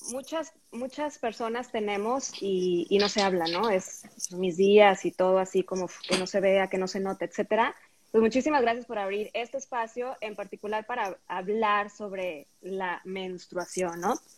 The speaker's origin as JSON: {"language": "Spanish", "town": "Tampico", "region": "Tamaulipas", "country": "Mexico", "tie": "born or raised there", "said": "en la secundaria y preparatoria, donde estudié en Tampico"}